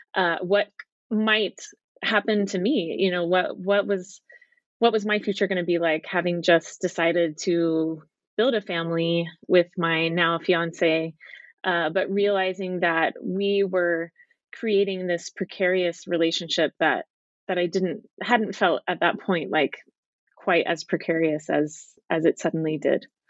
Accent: Dallas, Texas, United States; moved away as an adult; also born or lived in California / England / Utah / Southern California; I grew up in Dallas, Texas

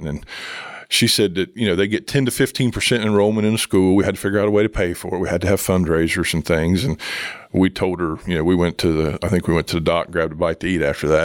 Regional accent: Jackson, Ohio, United States; now in Chillicothe, United States; growing up in Jackson my whole life, I was in Chillicothe a lot

